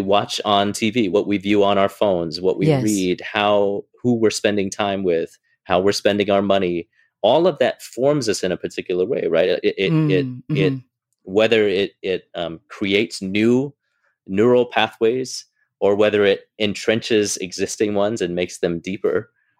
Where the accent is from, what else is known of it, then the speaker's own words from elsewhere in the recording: Hong Kong; So I grew up in Hong Kong. My parents would speak Cantonese to me at home, so I would understand it.